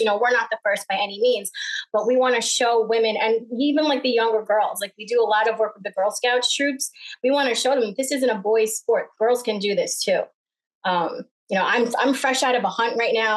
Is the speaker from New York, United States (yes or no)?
yes; Smithtown, New York, United States; I grew up in Smithtown, where people had backyards and fences